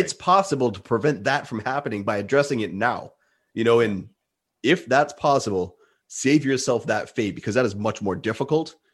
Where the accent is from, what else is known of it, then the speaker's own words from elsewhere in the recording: Rhode Island, United States; I'm in New England. I'm from Rhode Island.